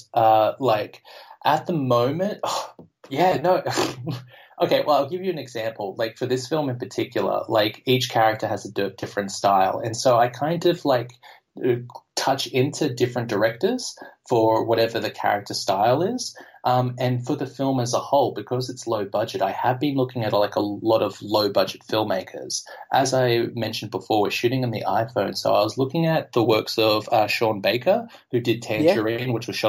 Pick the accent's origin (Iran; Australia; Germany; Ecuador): Australia; first language English; moved away as an adult; now in Amsterdam, Netherlands; as an Australian growing up with Heath Ledger in Australia